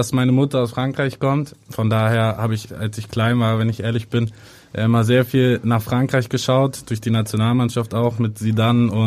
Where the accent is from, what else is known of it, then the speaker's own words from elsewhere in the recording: Hamburg, Germany; und dann klar, ähm, als Hamburger schaut man auf, auf beide Vereine dann auch.